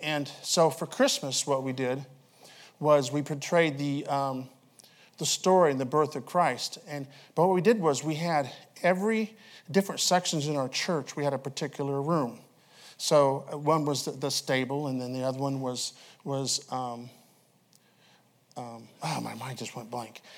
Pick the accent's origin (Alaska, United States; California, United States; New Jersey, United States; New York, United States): Alaska, United States; moved away; I'm from Alaska.